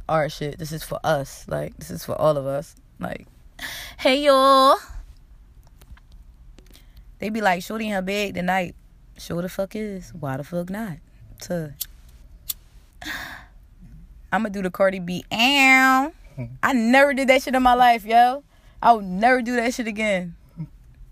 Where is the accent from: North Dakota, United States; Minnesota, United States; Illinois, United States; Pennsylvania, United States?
Pennsylvania, United States; Philadelphia; I'm getting out of Philly